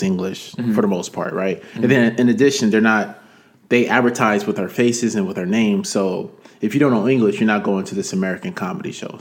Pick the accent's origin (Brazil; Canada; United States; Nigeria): Nigeria; I'm Nigerian myself